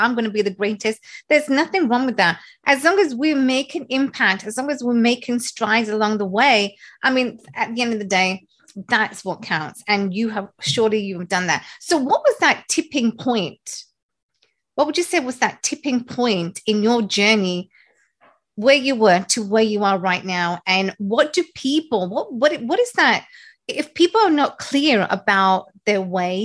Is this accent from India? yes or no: yes; India; moved away; growing up where I grew up in India